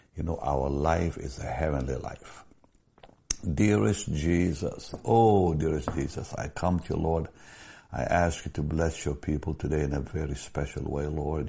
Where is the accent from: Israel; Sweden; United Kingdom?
Israel; moved away; I was born in Israel